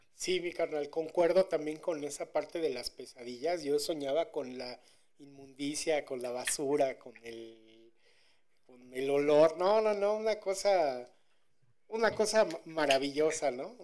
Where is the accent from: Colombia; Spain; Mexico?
Mexico